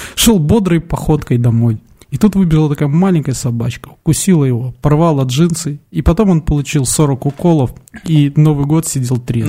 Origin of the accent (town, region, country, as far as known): Belarus